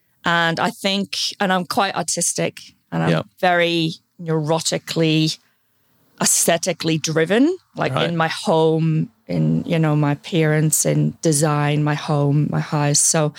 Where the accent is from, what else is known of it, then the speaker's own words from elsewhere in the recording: Ireland; I did train in Queens in Belfast. I'm from Ireland. I'm one of two children.